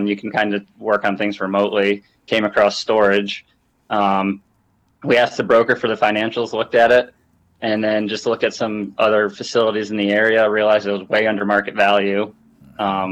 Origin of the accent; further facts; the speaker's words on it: Vermont, United States; moved away as an adult; also born or lived in Rochester, New York; now in North Carolina, United States; We grew up in Vermont. We're brothers. Grew up in Vermont until I went to college, went to school in Rochester, New York.